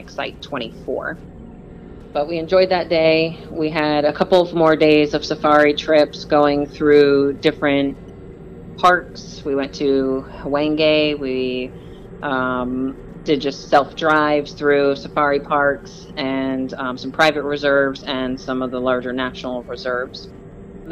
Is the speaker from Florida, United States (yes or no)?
yes; Florida, United States; we're from Florida